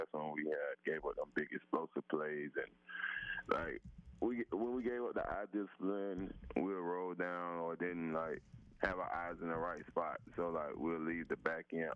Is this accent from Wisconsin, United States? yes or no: no; Florida, United States; moved away as an adult; I was originally from Florida